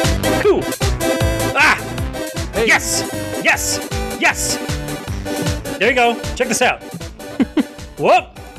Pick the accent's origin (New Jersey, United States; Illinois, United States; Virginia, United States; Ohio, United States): Ohio, United States; Cleveland; born or raised there